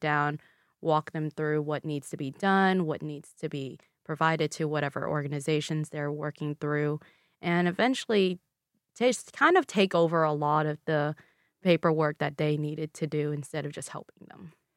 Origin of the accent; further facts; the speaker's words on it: Louisville, Kentucky, United States; first language Vietnamese; English is a second language; I was born and raised in Louisville, Kentucky, but my parents and I are from Vietnam